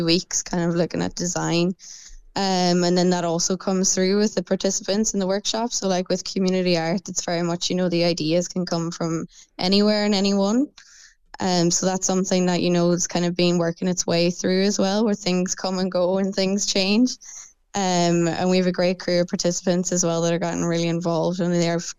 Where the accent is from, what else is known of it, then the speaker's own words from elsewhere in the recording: Donegal, Ulster, Ireland; now in Cork, Ireland; I'm actually from Donegal